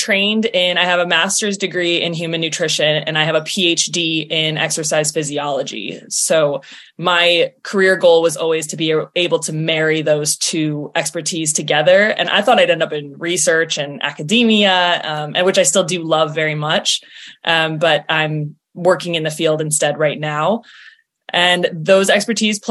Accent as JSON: {"language": "English", "region": "Midwest", "country": "United States", "tie": "born or raised there", "moved": "yes", "lives_now": "Philadelphia, United States", "said": "snow that I grew up with in the Midwest"}